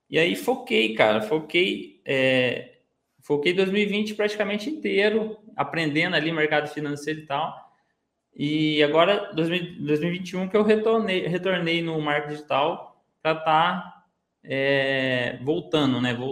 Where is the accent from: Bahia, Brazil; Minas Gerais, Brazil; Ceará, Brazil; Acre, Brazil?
Minas Gerais, Brazil; now in Ribeirão Preto, Brazil; que eu hoje eu moro no interior de São Paulo, aqui em Ribeirão Preto eu morava em Minas, né? Eu sou de Minas, né?